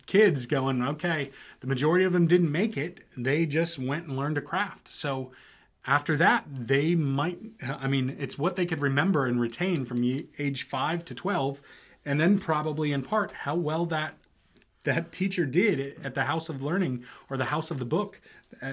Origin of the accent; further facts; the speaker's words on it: United States; myself as an American